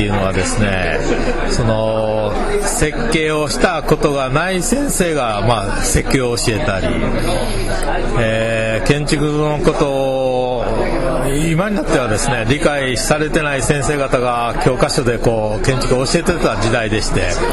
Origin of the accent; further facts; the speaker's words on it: Shiga, Japan; also born or lived in Osaka / Tokyo; now in Okinawa, Japan; 僕は滋賀県の出身で